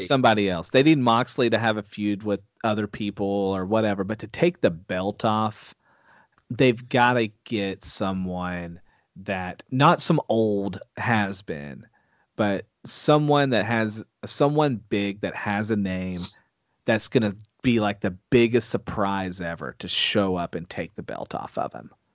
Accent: Texas, United States; I'm from Texas

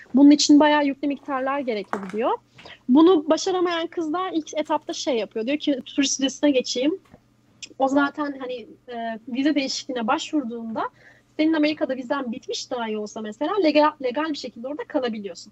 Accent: Turkey

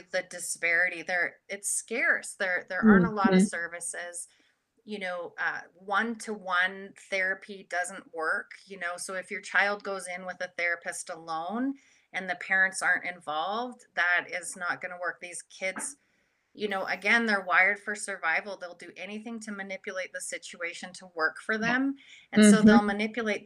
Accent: Canada; now in United States; I'm Canadian originally, but now I'm living across the border and in the US

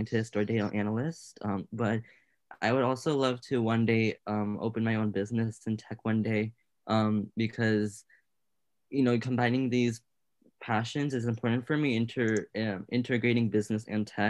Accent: Portland, Oregon, United States; I am 16 years old, from Portland, Oregon, specifically Clackamas.

